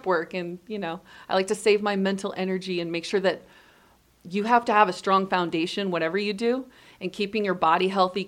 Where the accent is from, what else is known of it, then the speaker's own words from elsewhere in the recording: Long Beach, California, United States; also born or lived in Orange County, California; I'm from Long Beach, California